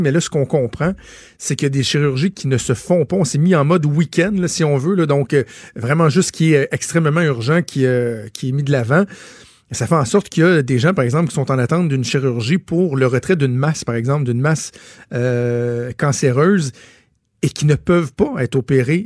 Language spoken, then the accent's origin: French; Quebec, Canada; chez nous au Québec